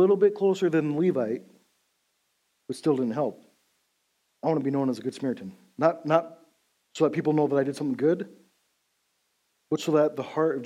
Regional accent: Big Timber, Montana, United States; growing up in Big Timber, Montana, we're about 20 years behind Beulah

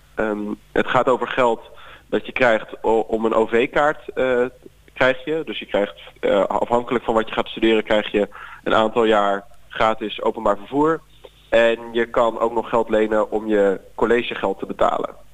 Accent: Zeeland, Netherlands; moved away as an adult; also born or lived in Leiden; Ik ben opgegroeid in Zeeland

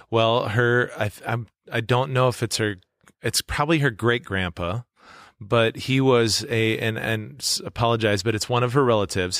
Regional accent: Webster, South Dakota, United States; now in Yankton, United States; my hometown of Webster

